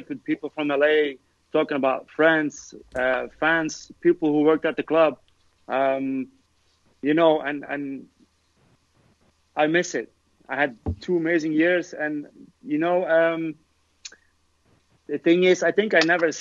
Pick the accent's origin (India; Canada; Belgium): Belgium; Lokeren, Flanders; moved away as an adult; also born or lived in Los Angeles, United States; I went to my hometown, Lokeren, and I came to the first team